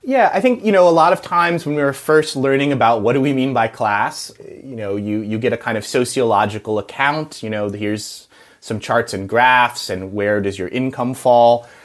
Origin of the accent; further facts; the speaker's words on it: United States; I'm American